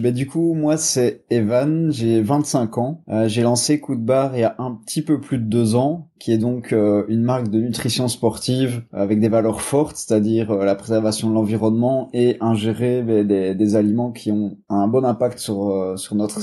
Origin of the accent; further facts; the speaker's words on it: Belgium; je viens de Belgique